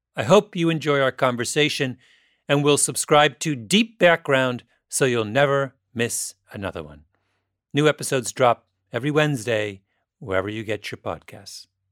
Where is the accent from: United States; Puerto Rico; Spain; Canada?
Canada; my impression as a Canadian